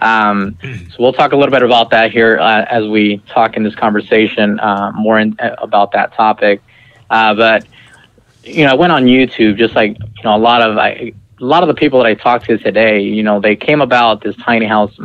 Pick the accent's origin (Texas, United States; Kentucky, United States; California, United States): California, United States; Visalia; moved away; also born or lived in Malaga, Washington; I was actually born and raised in Visalia, California, which is about 2.5 hours north of L.A.